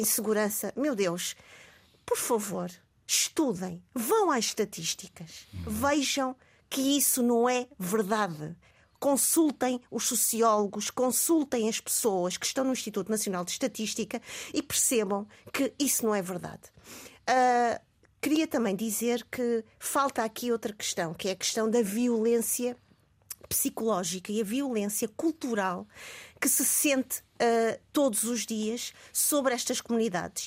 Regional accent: Mozambique; now in Portugal; eu não nasci em Portugal, eu nasci em Moçambique. Uh, eu sou colonial e pós-colonial também

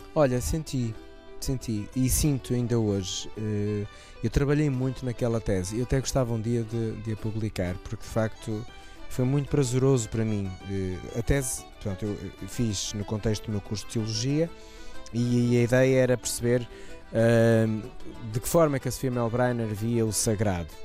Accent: Portugal; sou natural dos Moris

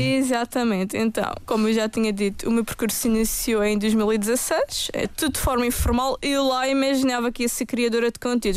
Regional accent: Madeira, Portugal; Eu própria, como madeirense

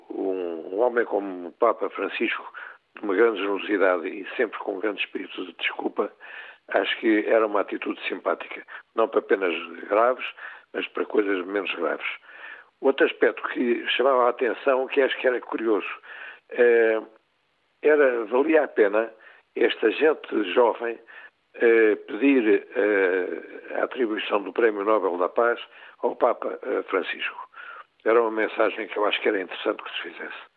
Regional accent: Portugal; os que ainda estamos aqui, portugueses de Portugal

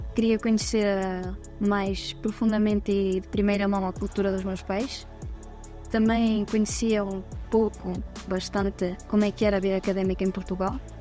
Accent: Andorra; Portuguese is a second language; por crescer em Andorra

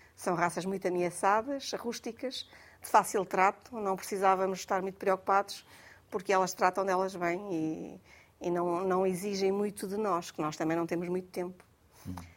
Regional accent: Portugal; A minha aldeia, que é aldeia, aquilo é Palheiros e Zorro

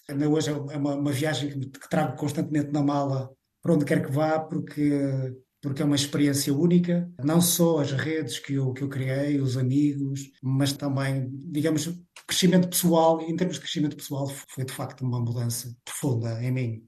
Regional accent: Vila Nova de Famalicão, Braga, Portugal; moved away as an adult; also born or lived in Galicia, Spain / A Coruña / United States; now in Barcelona, Spain; eu nasci em Vila Nova de Famalicão

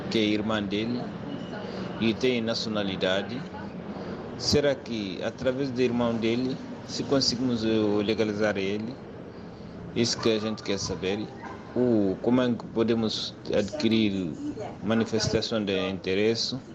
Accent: Mauritania; now in Portugal; eu sou de Mauritânia

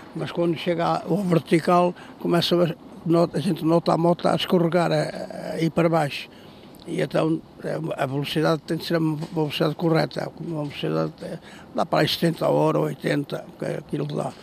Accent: Mangualde, Viseu, Portugal; Eu sou natural de Mangualde

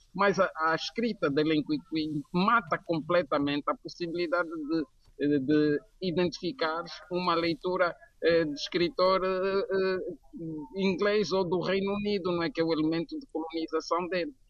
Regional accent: Angola; now in Lisbon, Portugal; eu sou angolano, mas sou um lisboeta da adoção

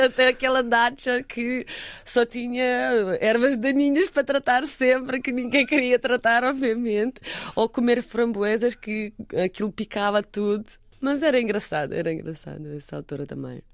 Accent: Russia; now in Portugal; eu sou russa

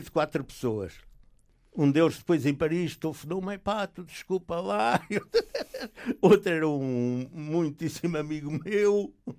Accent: Portugal; moved away as an adult; also born or lived in Belgium / Algiers, Algeria; não podia ter entrado sequer como português

